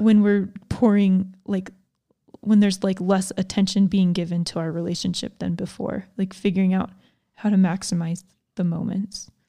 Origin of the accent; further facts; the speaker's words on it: Georgia, United States; I grew up in Georgia